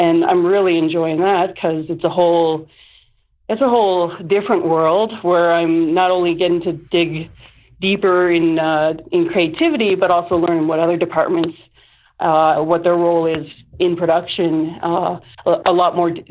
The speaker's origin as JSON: {"language": "English", "town": "Moncton", "region": "New Brunswick", "country": "Canada", "said": "I'm from Moncton, New Brunswick"}